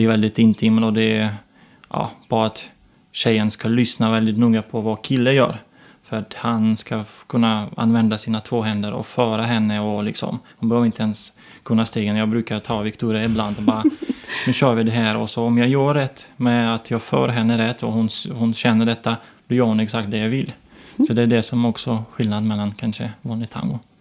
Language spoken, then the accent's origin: Swedish; Ukraine; Swedish is a second language; also born or lived in Kyiv, Ukraine / Torsby, Sweden / Gothenburg, Sweden; now in Sweden; Jag var uppvuxen så i Ukraina